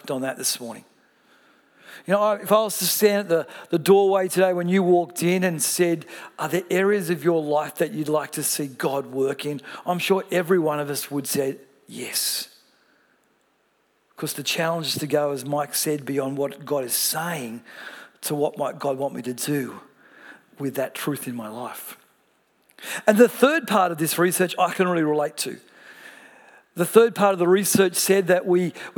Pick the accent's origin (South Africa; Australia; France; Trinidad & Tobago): Australia; Melbourne, Victoria; I come from Melbourne